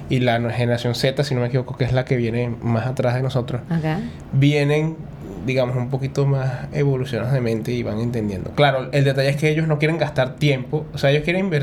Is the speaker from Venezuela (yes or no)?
yes; Venezuela; moved away as an adult; also born or lived in Mexico; now in Mérida, Mexico; En Venezuela, yo soy de Venezuela.